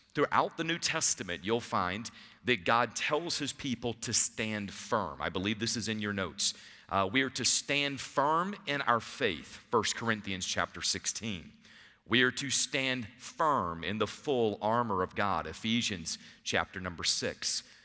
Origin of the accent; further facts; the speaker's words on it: Savannah, Georgia, United States; I grew up in Savannah